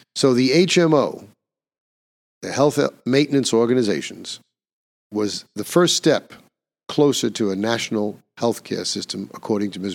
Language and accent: English; New York, United States; my home state of New York